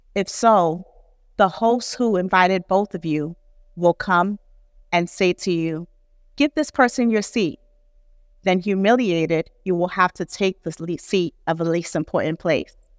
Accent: New York City, New York, United States; a first generation Nigerian American who grew up in New York City

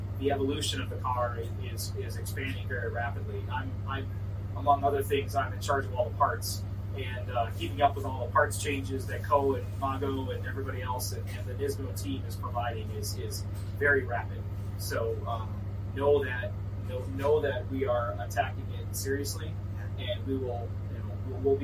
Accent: Wisconsin, United States; I'm from Wisconsin, so it's home for me

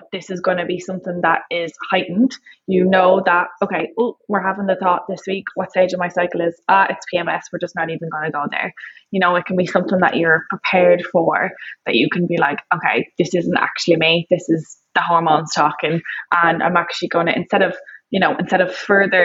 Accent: Ireland; growing up in Ireland

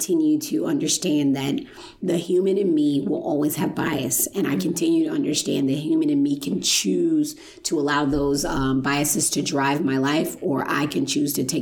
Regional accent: Chicago, Illinois, United States; I'm from Chicago

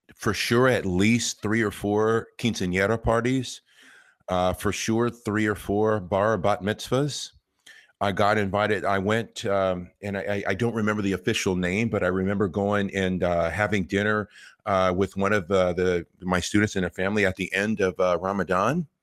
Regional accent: Los Angeles, California, United States; I grew up here in Los Angeles

